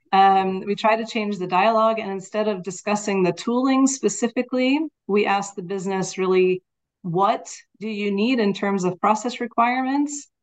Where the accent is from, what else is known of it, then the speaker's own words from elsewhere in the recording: United States; now in Netherlands; I am living in the Netherlands, but I am American